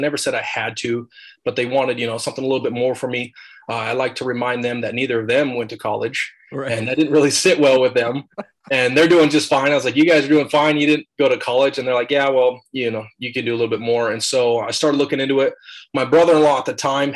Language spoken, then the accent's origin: English; Idaho, United States; also born or lived in Alaska / Hawaii; I was originally born in Alaska and family moved down here, moved to Idaho for a little bit. And then my folks actually helped start a church over in Hawaii. So when I was, I don't know, 9, 10 years old, moved to Hawaii for 3 years. Then we moved back to Idaho and I lived in Idaho ever since